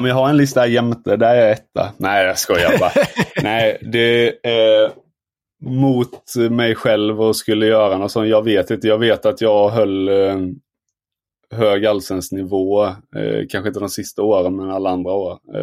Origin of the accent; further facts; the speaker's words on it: Småland, Sweden; jag som smålänning